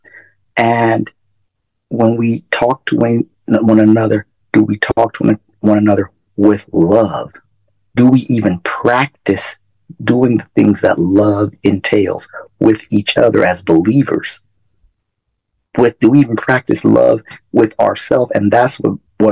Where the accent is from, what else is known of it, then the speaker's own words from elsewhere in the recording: Phoenix, Arizona, United States; moved away; I grew up in Phoenix from the beginning of the rebuilding effort